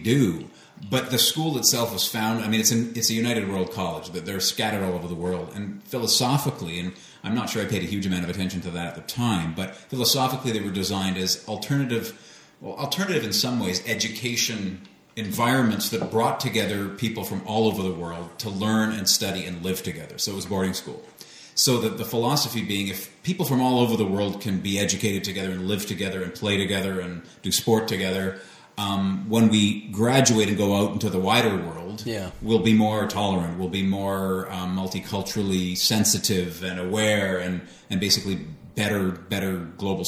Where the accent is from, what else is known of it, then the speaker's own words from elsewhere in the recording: Eswatini; I grew up in Southern Africa in a small country called Swaziland